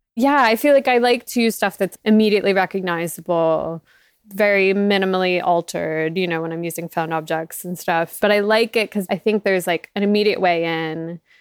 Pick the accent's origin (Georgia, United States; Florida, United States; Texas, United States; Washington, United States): Florida, United States; South; moved away; I grew up in South Florida